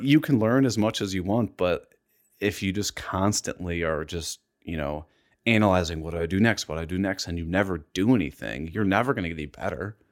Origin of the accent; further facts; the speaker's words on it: Columbus, Ohio, United States; I'm from Columbus, Ohio. I've lived here my entire life.